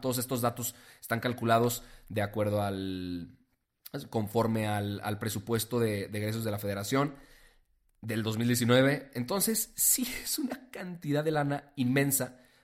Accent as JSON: {"language": "Spanish", "country": "Mexico", "said": "nosotros como mexicanos"}